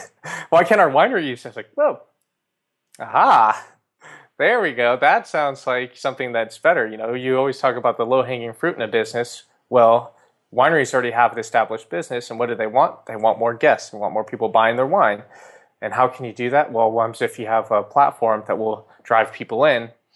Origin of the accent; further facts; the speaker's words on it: California, United States; also born or lived in New York; California, uh, where I grew up and spent most of my time